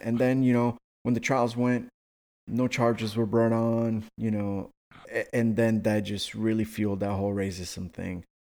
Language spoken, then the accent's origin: English; Miami, Florida, United States; my hometown or where I was born, not born, but, you know, where I, where I was raised